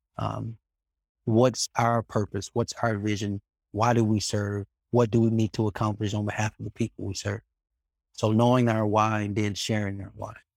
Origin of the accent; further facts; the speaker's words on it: Birmingham, Alabama, United States; trying to make a difference in my hometown